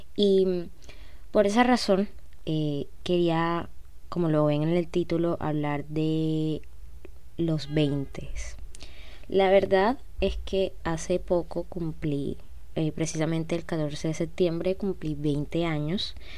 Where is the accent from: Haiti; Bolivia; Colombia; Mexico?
Colombia; Cartagena, Bolívar; soy de Colombia, como ya, ven en el título, tengo 20, nací en el 2002, eh, precisamente en septiembre 14, y nací en una ciudad que se llama Cartagena